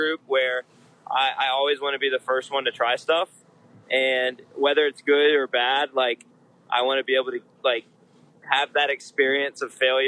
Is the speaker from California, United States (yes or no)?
no; Charlotte, North Carolina, United States; I'm from Charlotte.